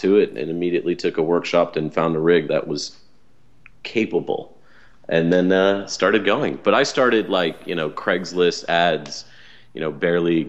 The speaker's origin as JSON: {"language": "English", "town": "Atlanta", "region": "Georgia", "country": "United States", "tie": "born or raised there", "said": "I grew up in the South, which was a in Atlanta, Georgia"}